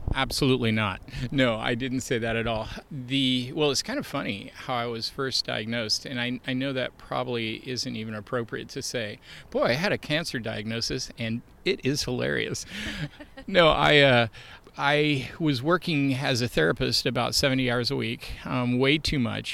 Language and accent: English; Portland, Oregon, United States; moved away as an adult; also born or lived in Kansas; I grew up here in Portland